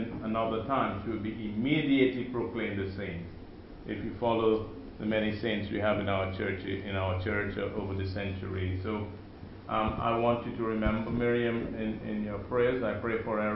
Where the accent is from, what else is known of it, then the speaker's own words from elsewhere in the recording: Guyana; moved away; also born or lived in Bahamas / Seychelles / Jacksonville, Florida / Birmingham, Alabama; My wife Lynn and I, we are from British Guyana, one of the only British colony in South America